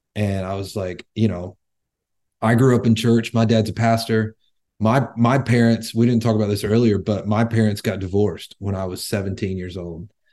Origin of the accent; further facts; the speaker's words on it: North Carolina, United States; moved away as an adult; also born or lived in Northern California; now in Tennessee, United States; Born and raised in North Carolina. I moved out to California for six years and now I live in Tennessee